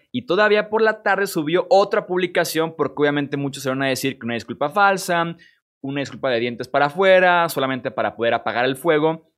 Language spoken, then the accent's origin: Spanish; Mexico; Yo soy mexicano